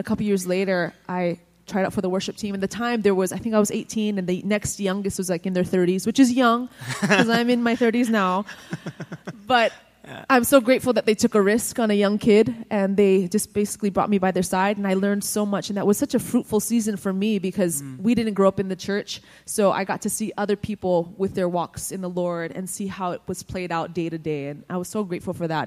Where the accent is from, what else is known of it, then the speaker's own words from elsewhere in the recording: Hawaii, United States; I'm from Hawaii.